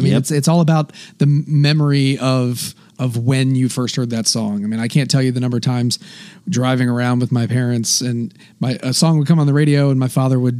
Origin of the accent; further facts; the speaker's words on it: Charlottesville, Virginia, United States; my home state of Virginia.